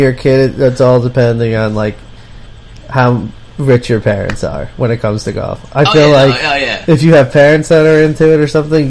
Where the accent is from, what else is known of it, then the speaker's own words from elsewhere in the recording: Cranford, New Jersey, United States; I grew up in Cranford